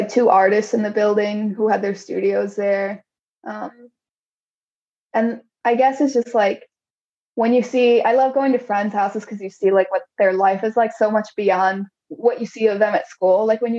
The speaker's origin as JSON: {"language": "English", "town": "Chicago", "region": "Illinois", "country": "United States", "tie": "born or raised there", "said": "I grew up in Pilsen"}